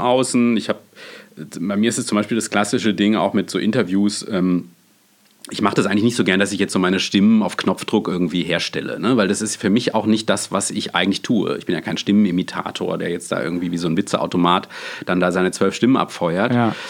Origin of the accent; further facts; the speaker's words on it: Freiburg, Baden-Württemberg, Germany; ich komme ja aus dem Schwarzwald, aus Freiburg